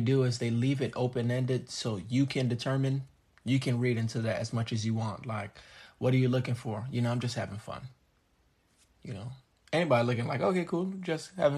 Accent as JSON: {"language": "English", "region": "South Florida", "country": "United States", "tie": "born or raised there", "said": "growing up in South Florida"}